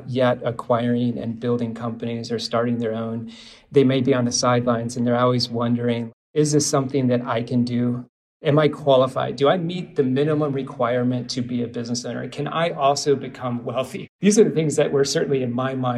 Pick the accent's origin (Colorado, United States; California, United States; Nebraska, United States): Nebraska, United States; Omaha; now in St. Petersburg, United States; I am from Omaha